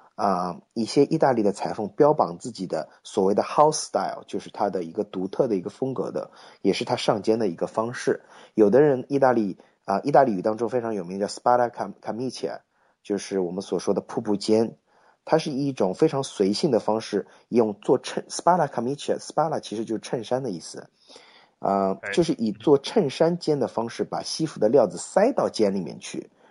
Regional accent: China; moved away; also born or lived in United States; 我们中国人

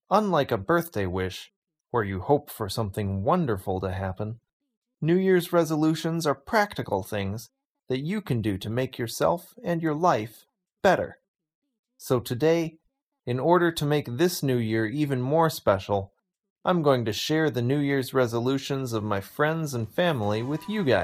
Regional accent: United States; now in New Zealand; I'm from the States, but I'm currently living in New Zealand.

